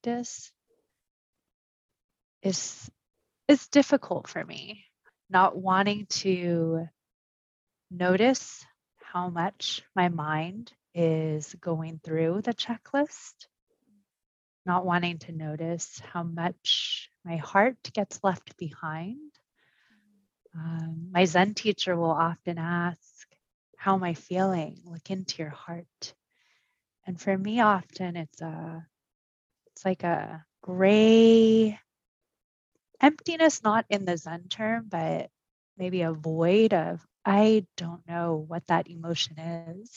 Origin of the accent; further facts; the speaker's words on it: Orange County, California, United States; English is a second language; also born or lived in Pasadena; And I grew up in Orange County, very different.